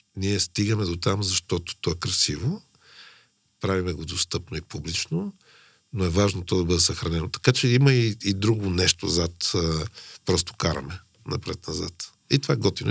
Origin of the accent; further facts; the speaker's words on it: Sofia, Sofia City, Bulgaria; аз съм израснал по улицата на София